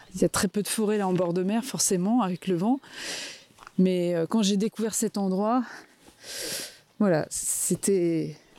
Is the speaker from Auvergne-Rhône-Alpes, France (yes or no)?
no; Vosges, Grand Est, France; moved away as an adult; also born or lived in Metz; now in Cap Sizun, France; je suis originaire des Vosges, je suis née dans les Vosges